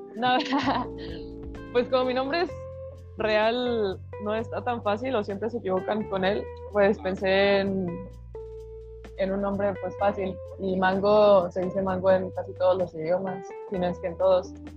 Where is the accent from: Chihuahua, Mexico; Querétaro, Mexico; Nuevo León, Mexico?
Nuevo León, Mexico; Monterrey; also born or lived in Mexico City; now in Guadalajara, Mexico; soy de Monterrey